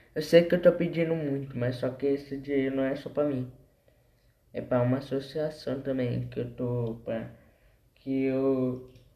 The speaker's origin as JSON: {"language": "Portuguese", "town": "Embu das Artes", "region": "São Paulo", "country": "Brazil", "said": "Eu sou de Embu das Artes"}